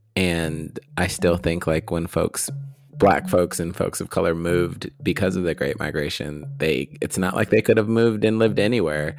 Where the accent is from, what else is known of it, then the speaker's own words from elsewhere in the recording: Midwest, United States; us growing up in the Midwest